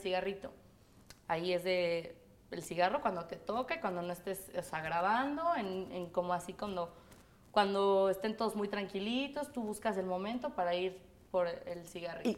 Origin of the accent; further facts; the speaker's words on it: Mexico City, Mexico; del DF, mis papás son de España, toda mi familia es de España, de Galicia. Y yo este, nací aquí en México, crecí aquí en México